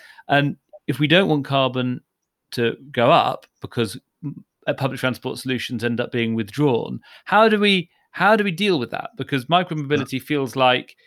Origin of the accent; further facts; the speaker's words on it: London, United Kingdom; I'm a Londoner